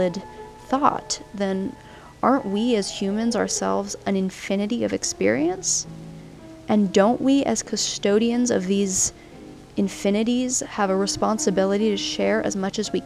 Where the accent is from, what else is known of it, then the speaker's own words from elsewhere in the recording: Southern California, United States; moved away as an adult; also born or lived in Oregon; I've recently moved back to my hometown in Southern California after living in Oregon for several years while going to school